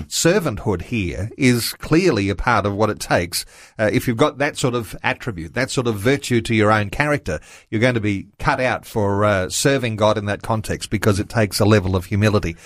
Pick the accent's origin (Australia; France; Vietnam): Australia; I'm an Aussie through and through.